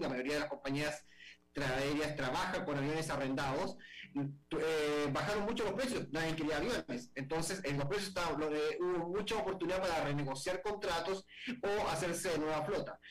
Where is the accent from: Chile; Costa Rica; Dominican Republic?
Chile; en mi país